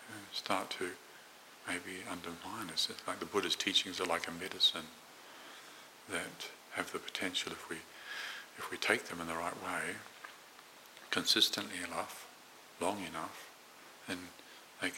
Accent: Morrinsville, Waikato, New Zealand; where I grew up in New Zealand, a small town called Moranville

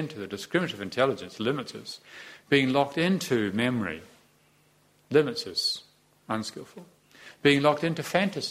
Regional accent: New Zealand; also born or lived in Te Awamutu, New Zealand; I was born in New Zealand in Te Awamutu in 1951, September 16th, 1951, and then I moved to live in Moronzo, and then I grew up like

